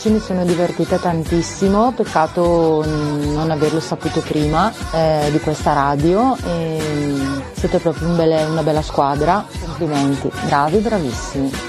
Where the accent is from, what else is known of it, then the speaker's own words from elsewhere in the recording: Nuvolera, Lombardy, Italy; now in Brescia, Italy; Io sono di Nuvolera, ma in questo momento vivo a Brescia.